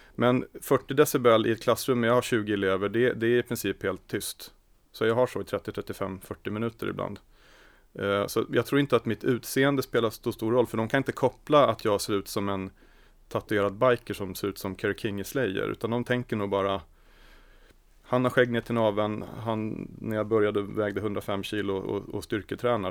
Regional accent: Sigtuna, Stockholm County, Sweden; Jag är född och uppvuxen i Sigtuna.

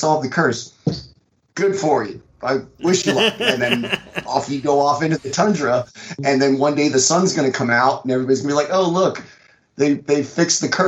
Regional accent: the South, United States; I'm from the South

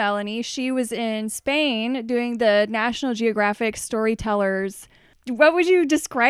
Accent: New Mexico, United States; New Mexico, the land of enchantment, which is also my home state.

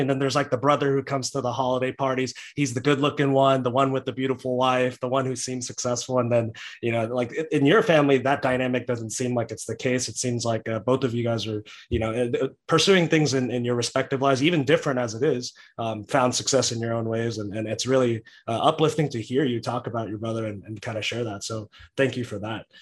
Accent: Texas, United States; I'm a Texan

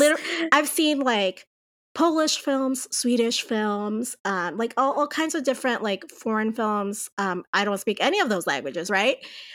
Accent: Puerto Rico; moved away as an adult; now in New Mexico, United States; But as you said, I grew up in Puerto Rico. I actually lived in Puerto Rico up until I was 24 years old. And then I moved to New Mexico to do my master's degree in literature.

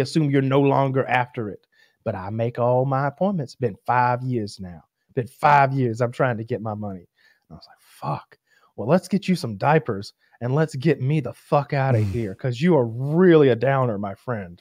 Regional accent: United States; I was like Franklin County.

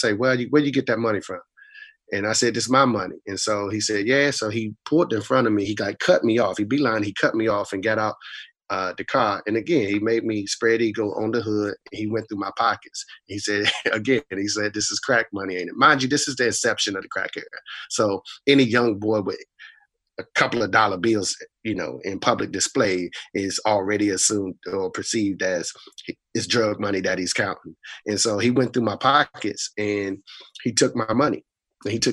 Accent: Raleigh, North Carolina, United States; also born or lived in Boston, Massachusetts; I was raised in Southeast Raleigh, as you mentioned, but I was actually born in Boston, Mass

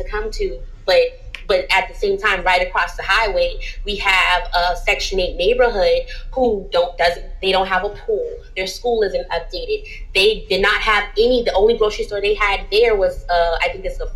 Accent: Charleston, South Carolina, United States; growing up in Charleston, I remember I moved to like the College Park Latin area

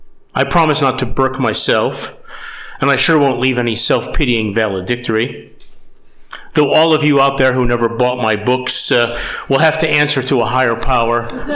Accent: Batavia, New York, United States; my hometown of Batavia, New York.

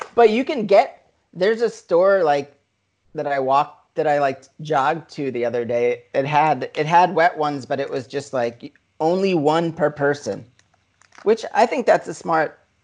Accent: New York, United States; growing up in New York

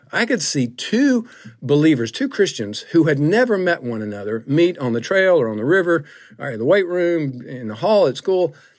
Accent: Griffin, Georgia, United States; I grew up in the South, forty miles south of Atlanta, a little town called Griffin

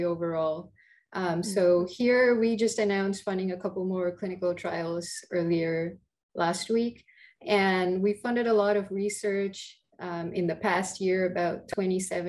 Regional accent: India; moved away as an adult; also born or lived in England; now in United States; I grew up in India, did most of my early education there

